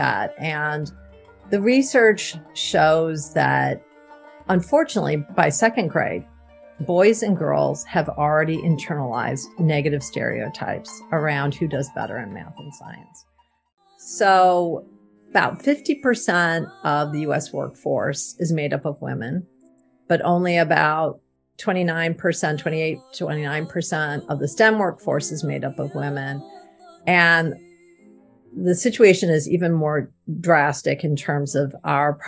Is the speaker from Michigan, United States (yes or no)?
yes; Ann Arbor, Michigan, United States; I grew up in Ann Arbor, Michigan